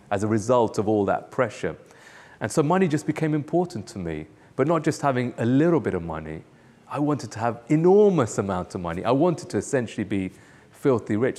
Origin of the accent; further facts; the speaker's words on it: United Kingdom; moved away; also born or lived in Nairobi, Kenya; I was born in the U K